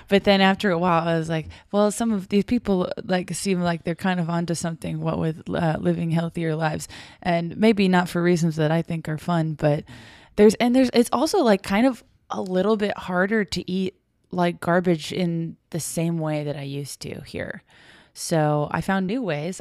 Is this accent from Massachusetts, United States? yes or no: yes; Brockton, Massachusetts, United States; in my hometown